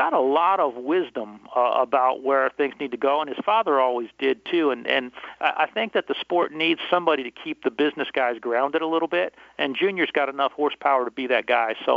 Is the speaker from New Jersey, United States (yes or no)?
yes; New Jersey, United States; I'm from Jersey